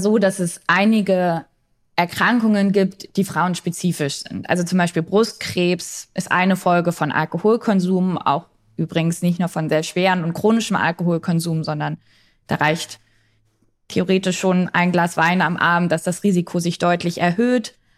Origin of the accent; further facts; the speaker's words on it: East Germany, Germany; ich komme aus Ostdeutschland, ich bin sehr viel mit diesen Erzählungen groß geworden